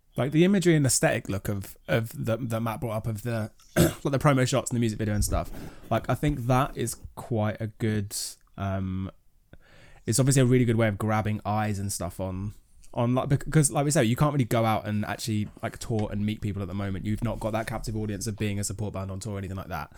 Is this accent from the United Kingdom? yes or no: yes; Kent, South East England, United Kingdom; I grew up in Kent